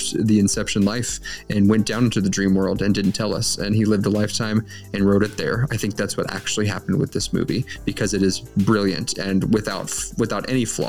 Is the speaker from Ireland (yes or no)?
yes; Ireland; because I am an Irish man